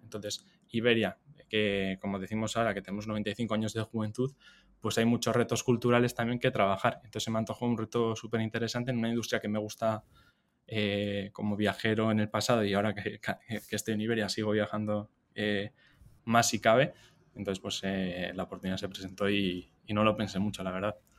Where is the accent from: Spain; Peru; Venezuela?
Spain; San Sebastián, Basque Country; yo soy donostiarra, o sea, soy del País Vasco, me crié, me eduqué ahí